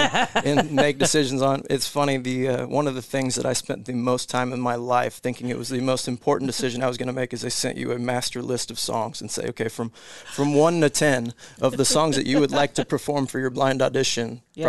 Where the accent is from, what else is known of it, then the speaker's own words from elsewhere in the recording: Bedford, Iowa, United States; also born or lived in Kansas / Colorado; kind of settled in Southwest Iowa, Bedford, Iowa, small town, about maybe 1,200 people. So that was kind of my upbringing. Like I said, bounced around a little growing up, Kansas, Colorado.